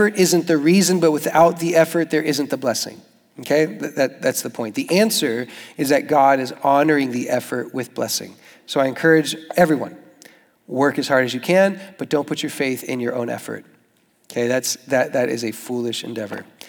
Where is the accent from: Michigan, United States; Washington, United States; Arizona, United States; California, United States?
Arizona, United States; Tucson; moved away as an adult; now in Jacksonville, United States; I'm from Tucson and my dad is Mexican